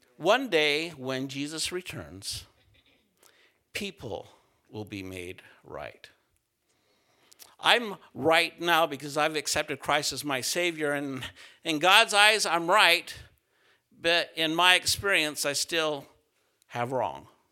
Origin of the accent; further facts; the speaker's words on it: central Utah, United States; moved away; I grew up in Utah, s, uh, central Utah